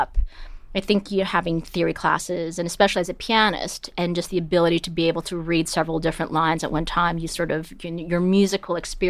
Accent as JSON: {"language": "English", "town": "Toronto", "region": "Ontario", "country": "Canada", "tie": "born or raised there", "also_born_or_lived": "Winnipeg", "said": "And I grew up in Canada. {S2} Whereabouts? {S3} I was born in Winnipeg"}